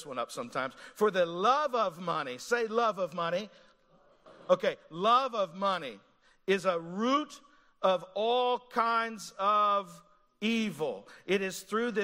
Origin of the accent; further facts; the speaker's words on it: Eastern Kentucky, United States; now in Montgomeryville, United States; I grew up in Eastern Kentucky